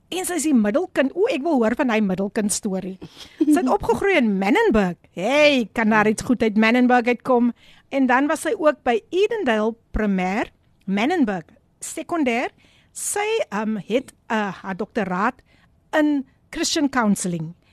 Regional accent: Abbotsdale, Western Cape, South Africa; van Abbotsdale, wees gegroet in die oorwinnende naam van Koning Jesus.

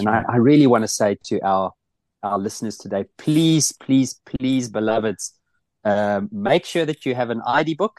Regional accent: South Africa; moved away as an adult; now in Netherlands; living here in the Netherlands. I'll never stop being a South African

